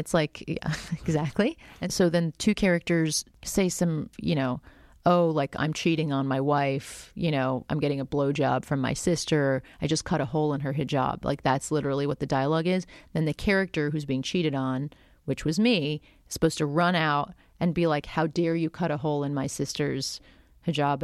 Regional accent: South Florida, United States; I grew up in South Florida

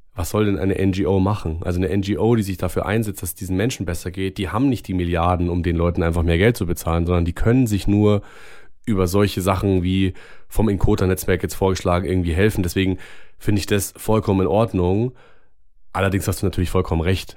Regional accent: Germany; bei uns in Deutschland

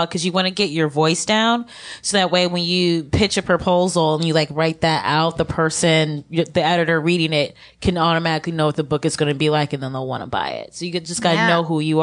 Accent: Ohio, United States; growing up in Ohio, going to all-white high school

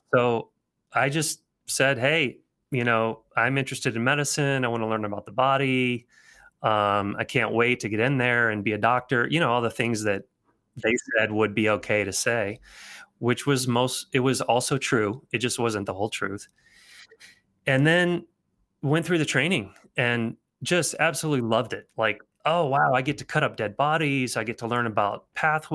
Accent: Nashville, Tennessee, United States; moved away as an adult; also born or lived in Alabama / Philadelphia; I grew up in Nashville. I was born in Alabama. I was from the South, super Southern thing

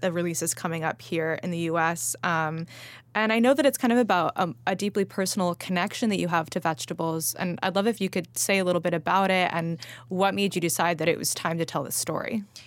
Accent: Los Angeles, California, United States; moved away; I grew up eating salad pizza

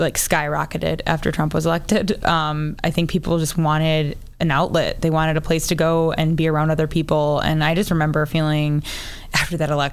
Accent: Chicago, Illinois, United States; I'm from the South Side.

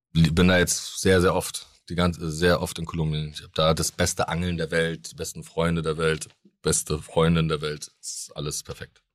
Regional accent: Rostock, Mecklenburg-Vorpommern, Germany; accent: Norddeutsch; Mein Opa war Fischer, mein Vater ist Seemann gewesen. Und äh, bei uns ist das einfach so, dass jeder angelt.

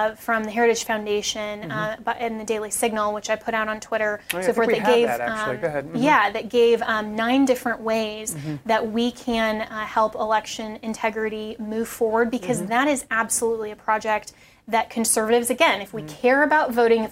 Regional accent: Colorado, United States; I'm from Colorado. I'm still a resident of Colorado

